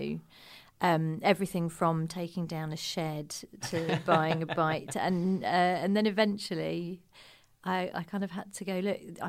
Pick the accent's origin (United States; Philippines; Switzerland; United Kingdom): United Kingdom; Croydon, London; moved away as an adult; also born or lived in Manchester; I'm from Croydon